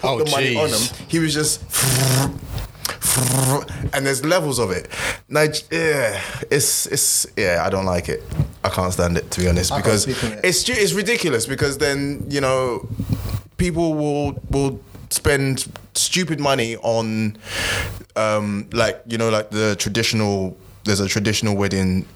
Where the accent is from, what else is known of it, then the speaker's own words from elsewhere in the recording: Nigeria; As a Nigerian